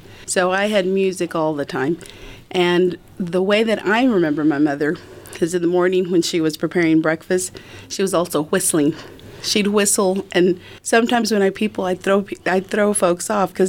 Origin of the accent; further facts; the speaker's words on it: Lubbock, Texas, United States; also born or lived in Dallas-Fort Worth, Texas / Washington, D.C.; I was actually born in Lubbock, but we moved away to the Dallas-Fort Worth area. But we moved back to Lubbock after the 1970